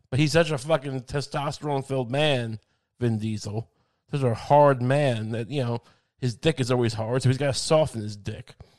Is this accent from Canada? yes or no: no; Long Island, New York, United States; I grew up in Long Island